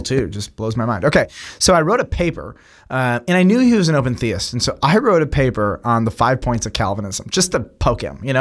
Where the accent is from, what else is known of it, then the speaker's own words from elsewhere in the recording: United States; as an American Westerner